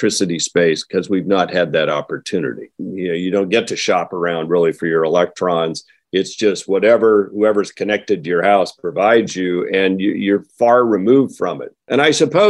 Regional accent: the Northwest, Oregon, United States; I come from the Northwest, as you mentioned, here in Oregon.

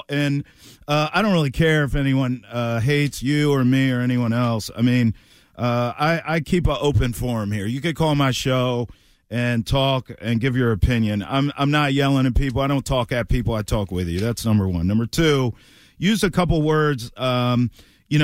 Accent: Maryland, United States; But I grew up in Maryland, and lacrosse is like part of the culture.

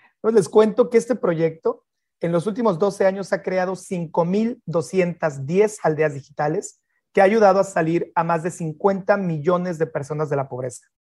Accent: Mexico; moved away as an adult; yo soy mexicano

